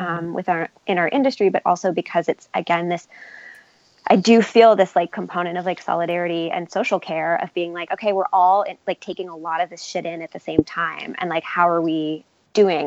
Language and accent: English; New York, United States; I'm from New York and my parents, like, I grew up in a union household